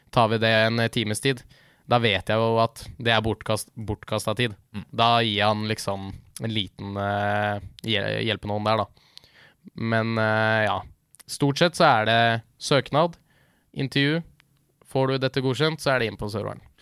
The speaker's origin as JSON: {"language": "Norwegian", "town": "Leirsund", "region": "Akershus", "country": "Norway", "said": "Jeg er fra Leirsund, rett utenfor Lillestrøm"}